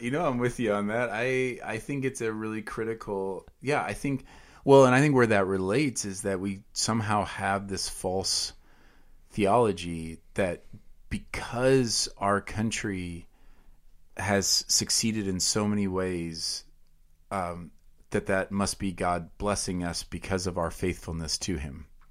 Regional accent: United States

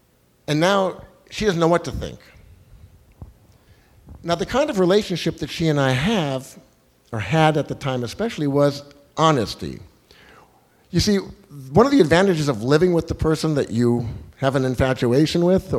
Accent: Los Angeles, California, United States

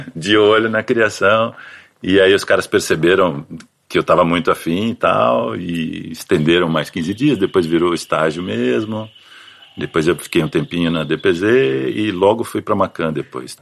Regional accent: São José dos Campos, São Paulo, Brazil; moved away as an adult; now in São Paulo, Brazil; Eu sou de São José dos Campos, no interior de São Paulo. E aí vim para São Paulo quando entrei na faculdade, né? Até então morava lá

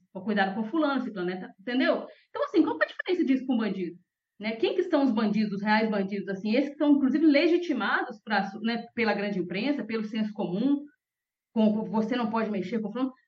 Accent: interior of Minas Gerais, Brazil; moved away; eu sou do interior de Minas Gerais

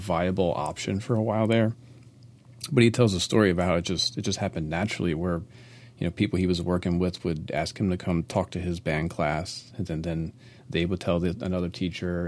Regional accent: Maryland, United States; I'm, I'm from Maryland

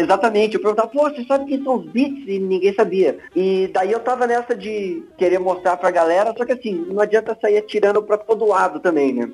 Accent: São Paulo, Brazil; now in Curitiba, Brazil; eu sou de São Paulo, mas estou em Curitiba há muito tempo já

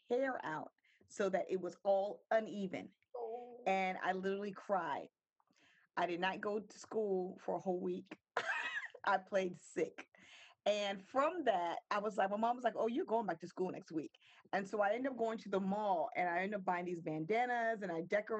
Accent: Virginia Beach, Virginia, United States; now in Maryland, United States; I'm originally from Virginia Beach, moved to Maryland in 93

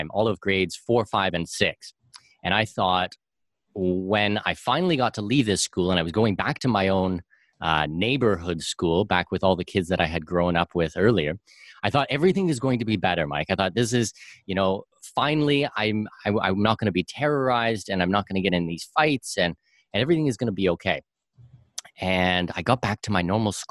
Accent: southwestern Ontario, Canada; I'm from southwestern Ontario

